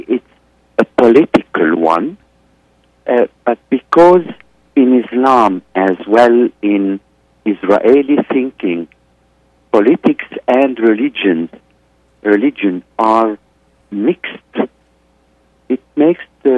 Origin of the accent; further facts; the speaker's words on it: Egypt; now in Beirut, Lebanon; I am in Beirut, Lebanon. I'm originally from Egypt